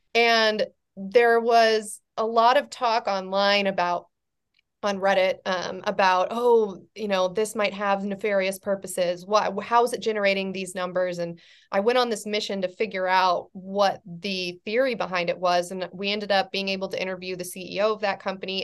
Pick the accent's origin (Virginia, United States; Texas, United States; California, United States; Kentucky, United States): California, United States; i'm from california but i'm from a farming community in california